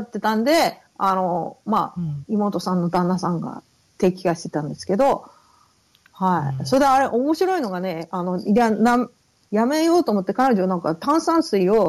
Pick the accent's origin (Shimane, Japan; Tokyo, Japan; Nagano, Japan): Tokyo, Japan; also born or lived in Fukushima / Okinawa; 東京、福島ですね。あと、まあ、沖縄も後に行くことになるんですけど、あの、うん、まあ、ベースは東京、親戚は、あの、ファミリーは東京